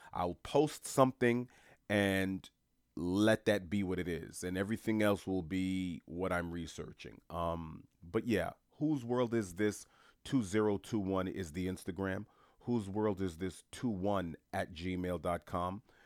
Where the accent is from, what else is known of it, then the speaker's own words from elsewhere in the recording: New York City, New York, United States; I was born and raised in Jamaica, Queens, New York specifically